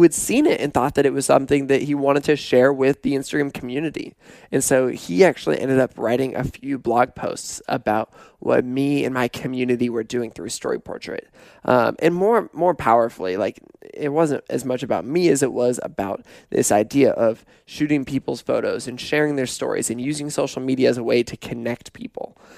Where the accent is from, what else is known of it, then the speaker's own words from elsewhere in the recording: Pullman, Washington, United States; moved away; also born or lived in Portland; growing up in Pullman